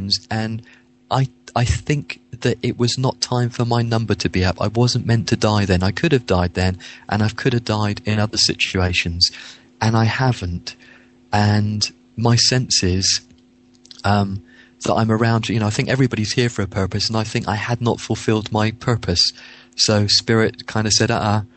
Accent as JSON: {"language": "English", "town": "Winchester", "region": "South East England", "country": "United Kingdom", "tie": "born or raised there", "also_born_or_lived": "Yeovil", "moved": "yes", "lives_now": "Bournemouth, United Kingdom", "said": "I grew up in Winchester."}